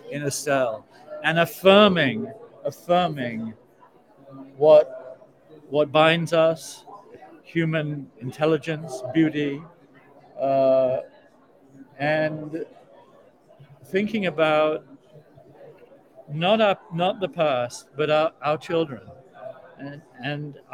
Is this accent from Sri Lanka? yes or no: no; South Africa; also born or lived in United Kingdom; now in United States; I come from South Africa. I mean, I spent my entire childhood and adolescence listening to my relatives